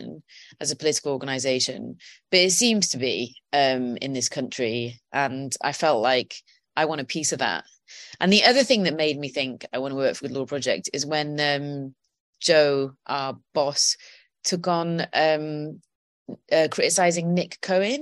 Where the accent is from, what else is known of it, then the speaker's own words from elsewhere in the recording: Welsh, Wales, United Kingdom; I'm Welsh